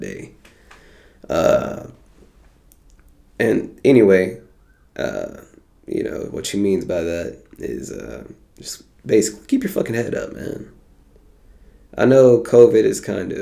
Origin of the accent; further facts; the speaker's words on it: United States; We are in America. We are from America.